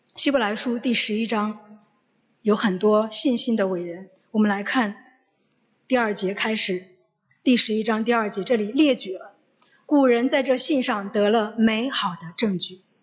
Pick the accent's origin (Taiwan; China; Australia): China; 中秋节对我们中国人来说就是团圆